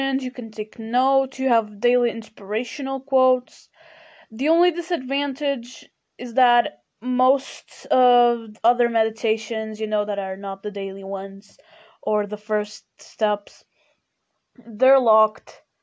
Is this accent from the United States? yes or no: no; Portugal; first language Portuguese; English is a second language; I'm Portuguese and my main, you know, my mother language is Portuguese